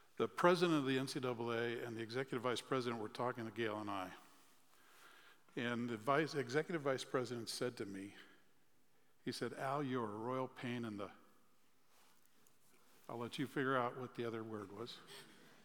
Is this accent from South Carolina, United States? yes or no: no; Chicago, Illinois, United States; I grew up in the Chicagoland area